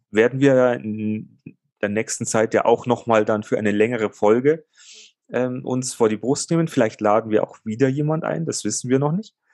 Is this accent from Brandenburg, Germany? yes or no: no; Bavaria, Germany